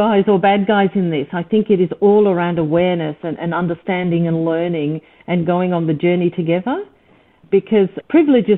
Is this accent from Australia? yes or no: yes; Australia; also born or lived in East Africa; I'm from East Africa. I was Persian heritage, grown up in Australia, mind you, so at least having the language skills.